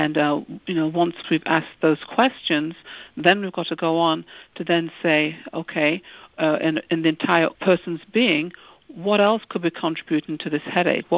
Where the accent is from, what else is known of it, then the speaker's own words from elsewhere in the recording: United Kingdom; moved away; I'm originally from the United Kingdom